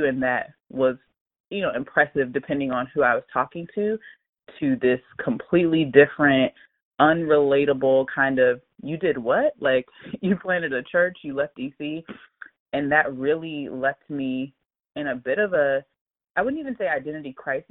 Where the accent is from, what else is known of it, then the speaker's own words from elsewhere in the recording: Hampton, Virginia, United States; moved away as an adult; also born or lived in Washington, D.C.; now in Phoenix, United States; I am originally from Hampton, Virginia